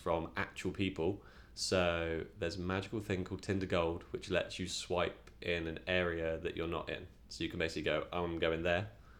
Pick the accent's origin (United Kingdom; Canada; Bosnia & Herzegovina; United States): United Kingdom; Reading, South East England; I'm from Reading in Berkshire. So that's like the south of England.